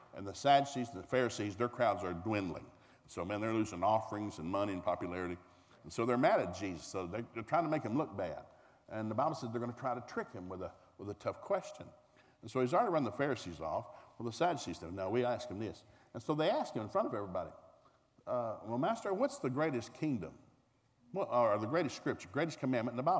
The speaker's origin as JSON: {"language": "English", "town": "Tulsa", "region": "Oklahoma", "country": "United States", "said": "I'm from Tulsa, Oklahoma"}